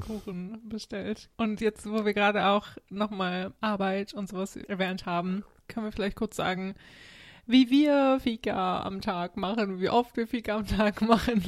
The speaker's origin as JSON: {"language": "German", "country": "Germany", "moved": "yes", "said": "als Deutscher"}